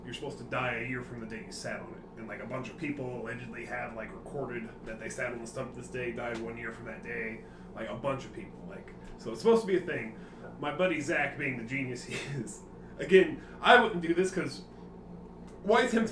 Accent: Indiana, United States; moved away; I'm from Indiana.

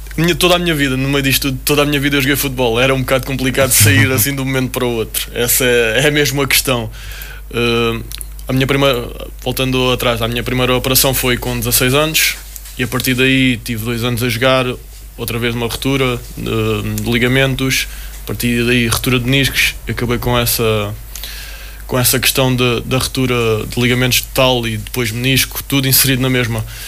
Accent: Portugal; also born or lived in United States; por vir de onde venho, de vir de, de Portugal

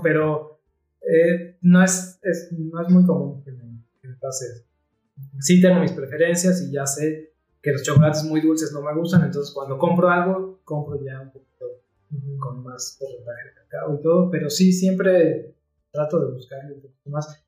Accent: Mexico City, Mexico; moved away; yo no soy de aquí, soy de la Ciudad de México, pero ya tengo unos buenos años aquí.

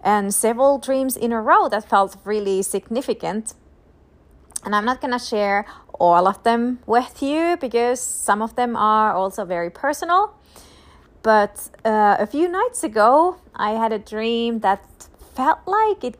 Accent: Finland; now in United States; I'm ultimately a citizen of heaven, but I'm also a citizen of Finland

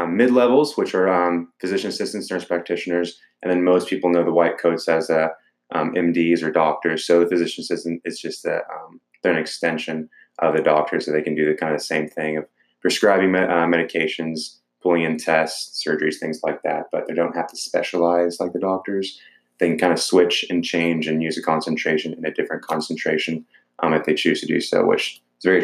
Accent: Dallas, Texas, United States; I'm from Dallas. I've lived in my entire life.

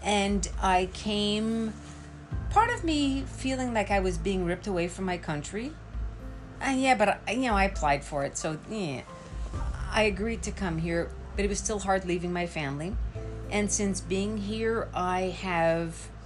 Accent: Montreal, Quebec, Canada; moved away as an adult; I grew up in Montreal

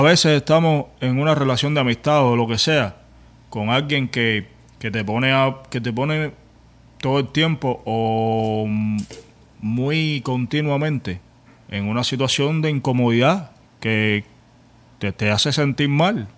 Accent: Cuba; moved away; vengo de Cuba, tengo patrones de carencia

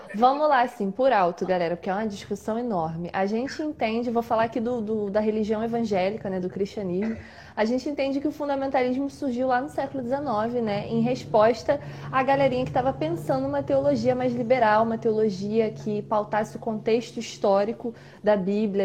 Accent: Duque de Caxias, Rio de Janeiro, Brazil; sou de Caxias, sou aqui de Caxias do Rio de Janeiro

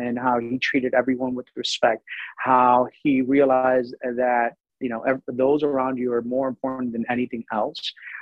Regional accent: Miami, Florida, United States; moved away as an adult; also born or lived in Colorado; now in DMV area, United States; I grew up in Miami

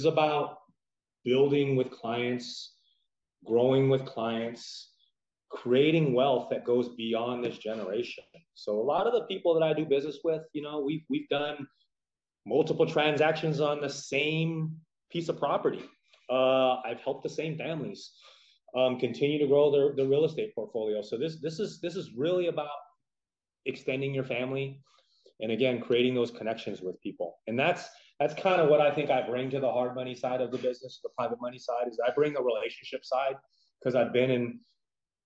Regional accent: San Francisco Bay Area, California, United States; moved away as an adult; now in Las Vegas, United States; a native of California, born and raised in the San Francisco Bay Area

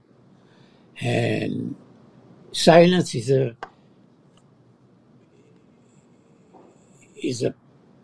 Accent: France; English is a second language; moved away; someone French like me, which is, English is not my native language

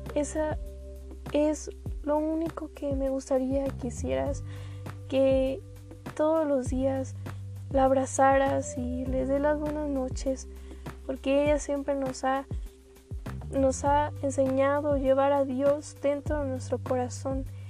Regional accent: Mexico; como mexicanos tenemos bastantes culturas

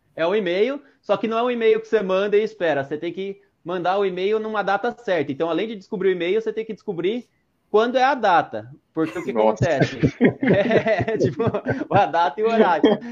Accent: Jundiaí, São Paulo, Brazil; Eu sou de Jundiaí, São Paulo

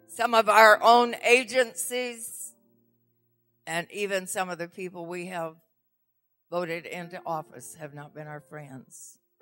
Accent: the South, United States; moved away; And I'm from the South originally, so I speak slow.

